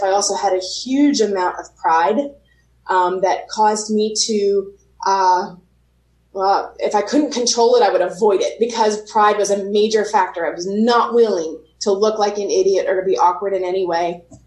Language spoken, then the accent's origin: English; Pennsylvania, United States; i'm in pennsylvania right now